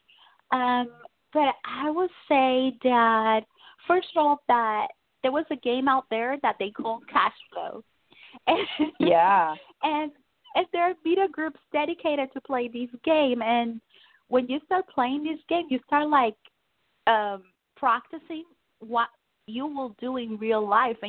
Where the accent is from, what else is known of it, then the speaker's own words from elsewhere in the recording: Puerto Rico; moved away; I'm original from Puerto Rico